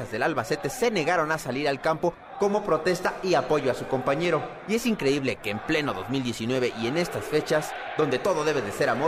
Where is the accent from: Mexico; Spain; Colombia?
Mexico; por lo que me demuestran día a día en México, en mi país